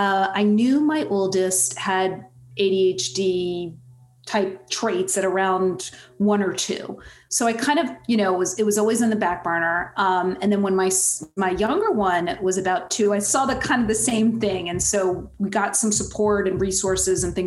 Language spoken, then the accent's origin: English; East Coast, United States; I'm from the East Coast